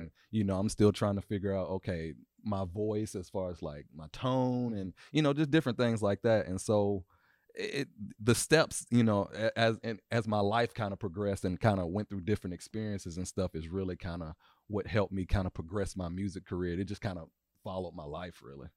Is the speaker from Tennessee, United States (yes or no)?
yes; Nashville, Tennessee, United States; I am two four, uh, born and raised in Nashville, Tennessee